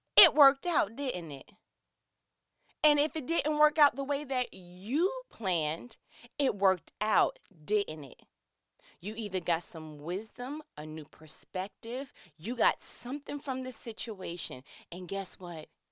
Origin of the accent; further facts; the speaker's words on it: New York, United States; I'm from New York